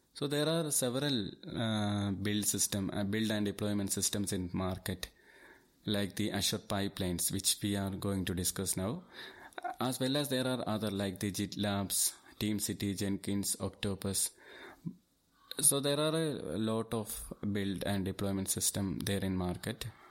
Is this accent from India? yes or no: yes; Thiruvananthapuram, Kerala, India; I am from Thiruvananthapuram and I have more than fourteen years experience in I T.